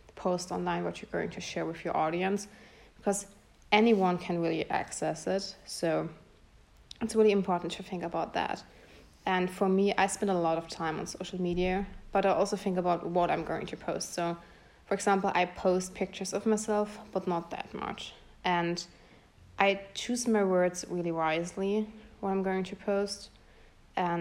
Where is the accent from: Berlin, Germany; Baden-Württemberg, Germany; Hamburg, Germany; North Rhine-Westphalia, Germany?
Baden-Württemberg, Germany; Bretten; English is a second language; also born or lived in Pforzheim; I was born in Pforzheim, which is close by Karlsruhe, and I was raised in Bretten, which is also close by Karlsruhe. So I'm from Germany